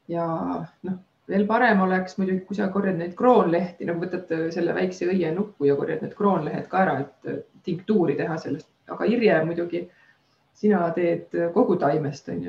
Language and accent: Estonian; Estonia; mina ise olen nagu maalt pärit, et ma olen Taevlast äh, ja kogu aeg metsas elanud väiksest peast.